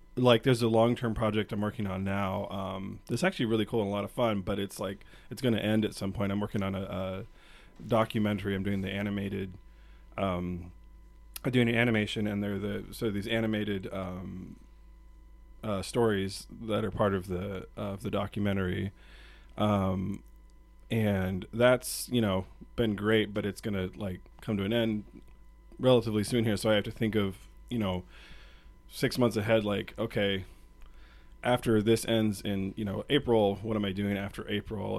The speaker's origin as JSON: {"language": "English", "town": "Portland", "region": "Oregon", "country": "United States", "moved": "as an adult", "lives_now": "Spokane, United States", "said": "I'm from Portland originally"}